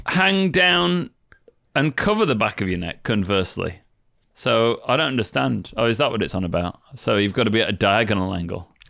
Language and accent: English; United Kingdom; I'm British